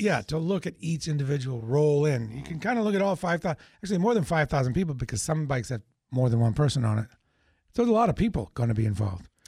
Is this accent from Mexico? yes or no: no; New Hampshire, United States; I'm from New Hampshire